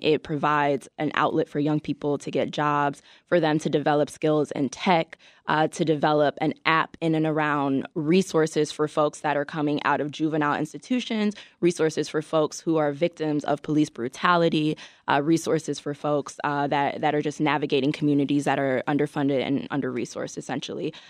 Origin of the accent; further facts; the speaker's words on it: Chicago, Illinois, United States; I grew up in Chicago, I kind of came up as a teenager here.